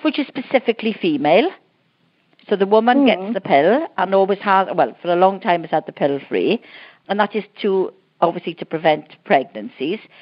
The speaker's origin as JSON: {"language": "English", "region": "Wales", "country": "United Kingdom", "said": "I'm Welsh"}